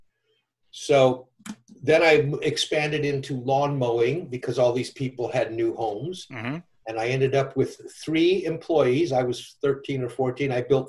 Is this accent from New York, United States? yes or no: no; Downey, California, United States; also born or lived in Chicago, Illinois; about 9, 10, 11 years old. We moved from Chicago, South Chicago, to California